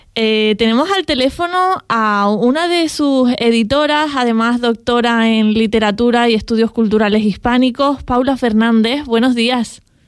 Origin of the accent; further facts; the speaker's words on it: Canary Islands, Spain; los canarios y canarias hablamos de la manera eh, en la que la hacemos